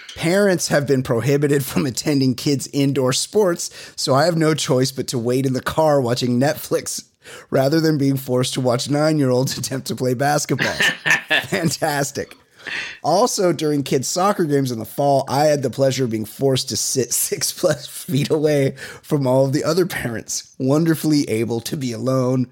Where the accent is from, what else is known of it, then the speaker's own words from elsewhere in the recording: Costa Mesa, California, United States; I grew up in Costa Mesa